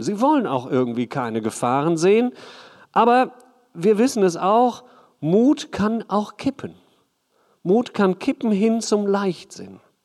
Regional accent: Hagen, North Rhine-Westphalia, Germany; ich komme aus Hagen

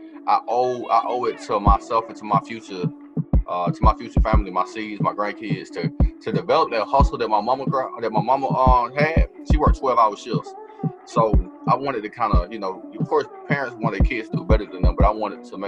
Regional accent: Atlanta, Georgia, United States; accent: Southern; also born or lived in Tallahassee, Florida; I was born in Atlanta. Atlanta, Georgia. Raised in Atlanta. And then for the past 12 or so years, I've been residing on and off in Tallahassee, between Tallahassee and Atlanta.

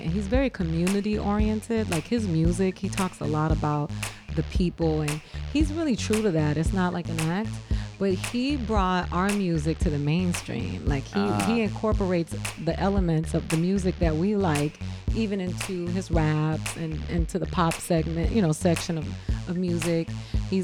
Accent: Miami, Florida, United States; I'm from Miami.

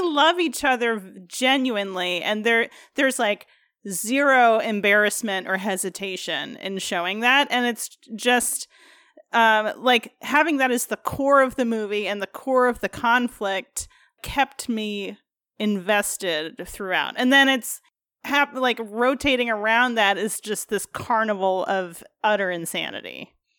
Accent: United States; being an American

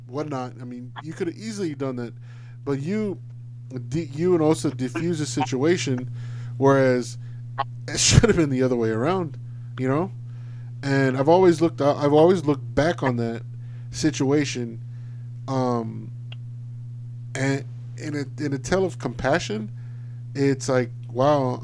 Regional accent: Alice, Texas, United States; it's probably less than 10 African American families that lived within Alice in my hometown

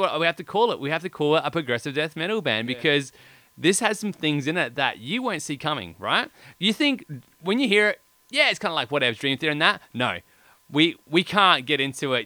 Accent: Australia; we're Australian

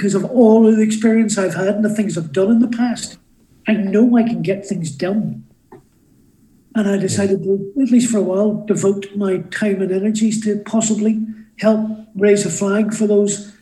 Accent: Derry, Northern Ireland, United Kingdom; moved away; I was a kid growing up in Derry, driving a radio rentals van for a living

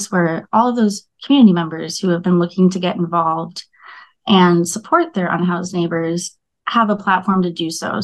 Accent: Minneapolis, Minnesota, United States; I was born and raised in South Minneapolis

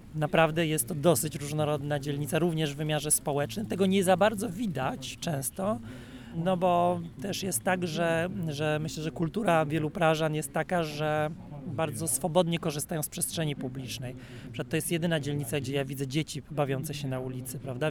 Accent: Poland; jako Polacy wręcz jesteśmy i ze wschodu, i z zachodu

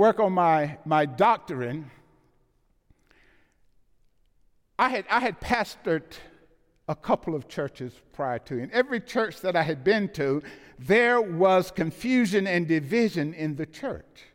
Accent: the South, United States; I'm from the South.

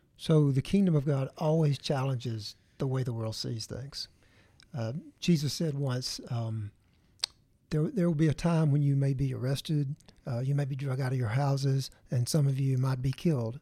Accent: the Bible Belt, the South, United States; growing up in the Bible Belt

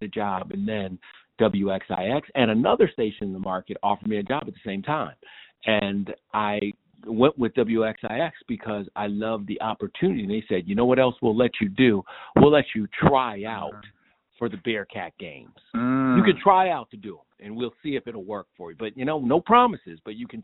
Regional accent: Columbia, Maryland, United States; in Columbia, Maryland, right between Baltimore and Washington. That was my home

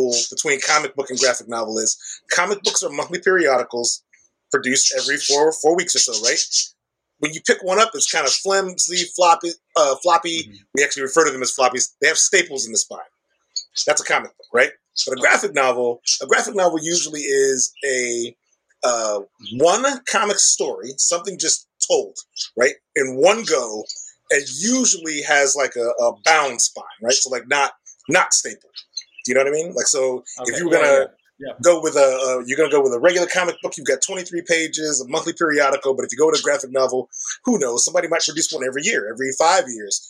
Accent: Chicago, Illinois, United States; I'm from Chicago. I'm from the South Side of Chicago. I grew up in South Shore

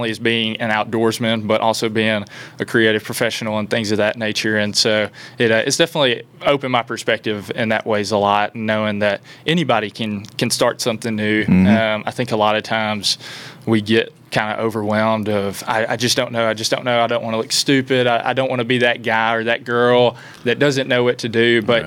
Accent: Milan, Tennessee, United States; I was born and raised in West Tennessee, Milan, Tennessee

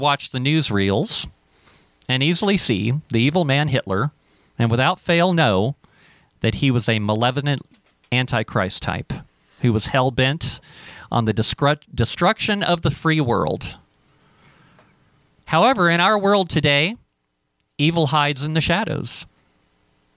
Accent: Cincinnati, Ohio, United States; when I was growing up in Cincinnati

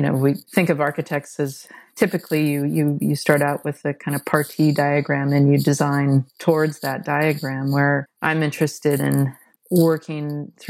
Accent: Seattle, Washington, United States; I grew up in Seattle and so experienced the birth of grunge.

